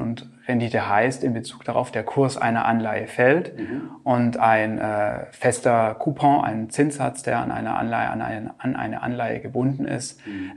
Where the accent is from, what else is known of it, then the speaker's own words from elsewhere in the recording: Germany; hier bei uns in Deutschland